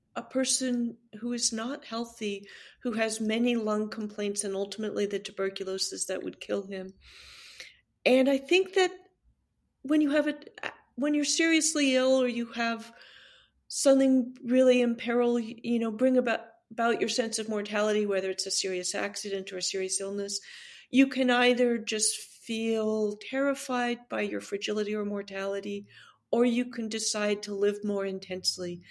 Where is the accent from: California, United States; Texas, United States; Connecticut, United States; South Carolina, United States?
California, United States; As a Californian